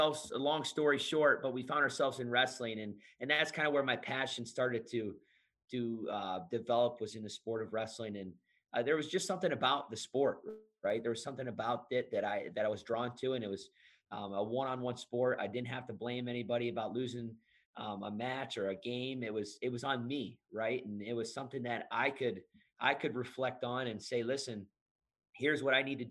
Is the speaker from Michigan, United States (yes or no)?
yes; outside of Detroit, Michigan, United States; I'm originally from Michigan. I grew up, you know, in a very blue collar family right outside of Detroit